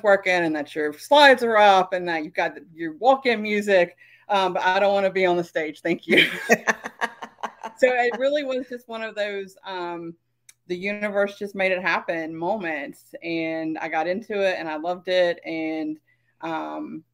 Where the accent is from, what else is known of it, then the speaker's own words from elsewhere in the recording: South Carolina, United States; now in Las Vegas, United States; I'm originally from South Carolina. I now live in the fabulous Sin City, Las Vegas